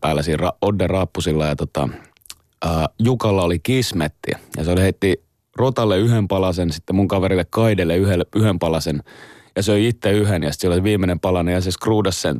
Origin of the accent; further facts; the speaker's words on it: Helsinki, Uusimaa, Finland; meillä Roihikassa päin